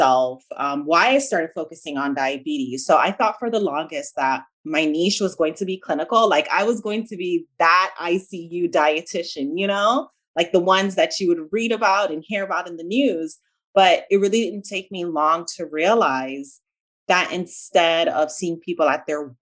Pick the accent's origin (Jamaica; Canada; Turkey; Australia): Jamaica; accent: Jamaican; also born or lived in South Central Florida; now in Florida, United States; I was originally born in Jamaica. So if you hear kind of like a slight accent, that's what you're hearing. I pronounce my A's and my E's differently. So you're hearing my Jamaican accent.